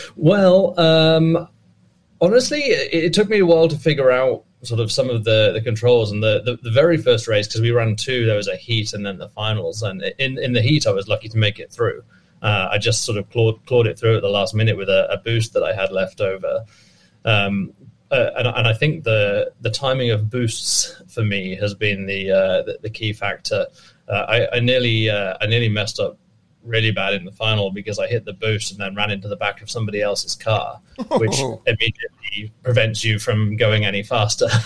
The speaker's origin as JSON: {"language": "English", "region": "England", "country": "United Kingdom", "also_born_or_lived": "North Dakota", "moved": "as an adult", "lives_now": "United States", "said": "despite my accent and me being from England, I actually uh, have been living in America for the last six years."}